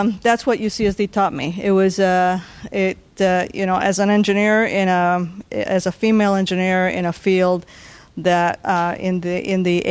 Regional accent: Bolivia; now in San Diego, United States; since I was born in Bolivia

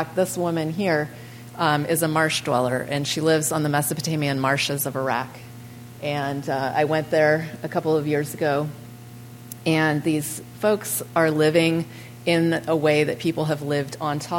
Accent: California, United States; I'm from California.

